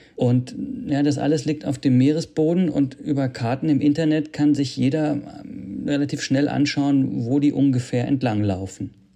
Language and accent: German; Germany; bei uns in Deutschland